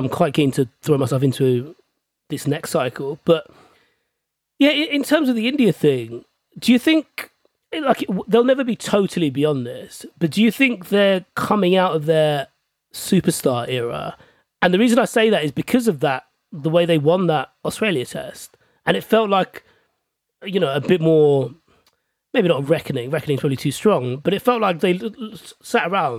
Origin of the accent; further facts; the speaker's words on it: England, United Kingdom; because I'm English